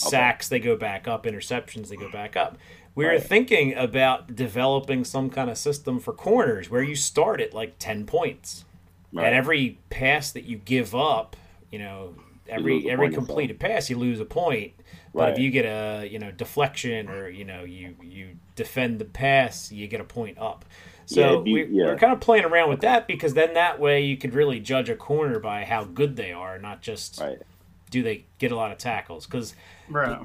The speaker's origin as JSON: {"language": "English", "town": "Philadelphia", "region": "Pennsylvania", "country": "United States", "tie": "born or raised there", "said": "I grew up around Philly"}